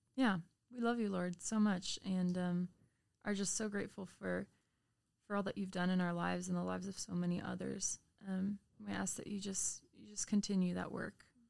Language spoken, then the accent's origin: English; Chicago, Illinois, United States; moved away; … and I are actually both from the suburbs of Chicago